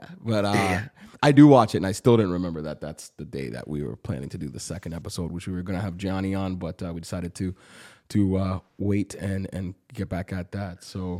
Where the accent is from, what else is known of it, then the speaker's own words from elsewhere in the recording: Toronto, Ontario, Canada; I'm from Toronto